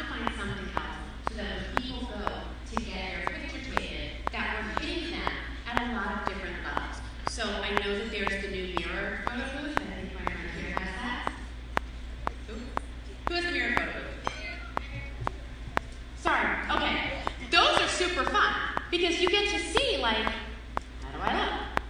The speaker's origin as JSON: {"language": "English", "town": "Long Island", "region": "New York", "country": "United States", "said": "I'm from New York originally. You probably couldn't tell because most people hear me talk and they're like, oh, it's not. I'm actually from Long Island. But I wasn't raised in that environment."}